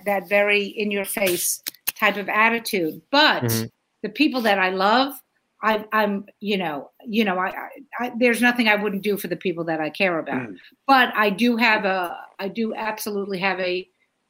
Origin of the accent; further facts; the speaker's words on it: New York City, New York, United States; I'm from Brooklyn